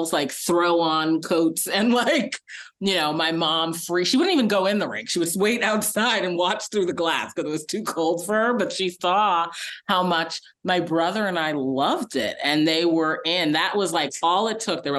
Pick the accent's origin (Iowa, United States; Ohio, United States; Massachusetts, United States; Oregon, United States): Massachusetts, United States; moved away; I'm back in my home state of Massachusetts